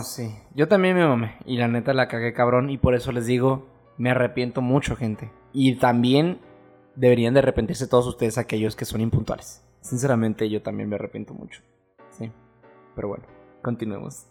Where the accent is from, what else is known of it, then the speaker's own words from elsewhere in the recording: Mexico; como mexicanos